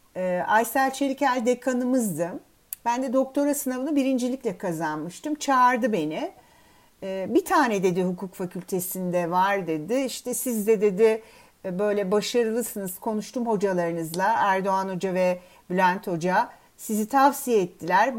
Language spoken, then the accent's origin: Turkish; Istanbul, Turkey; ben İstanbul doğumluyum. E, İstanbul'da e, ilkokulu ve liseyi okudum.